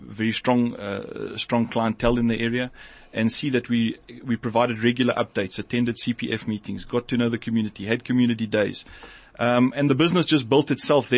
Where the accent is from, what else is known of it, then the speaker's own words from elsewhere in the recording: Johannesburg, Gauteng, South Africa; I grew up in the Northcliffe area. I've been there my whole life